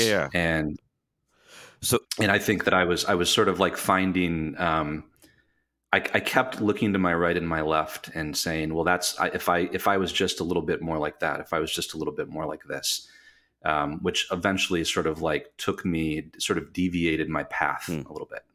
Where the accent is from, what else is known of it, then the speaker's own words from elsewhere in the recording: Michigan, United States; moved away as an adult; also born or lived in New York City / Las Vegas, Nevada; I am from Michigan, Michigander, uh, from the west side of the state